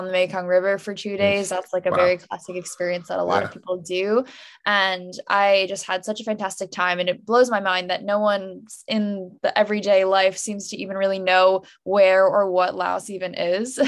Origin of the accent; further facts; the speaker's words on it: suburban New Jersey, United States; my hometown in suburban New Jersey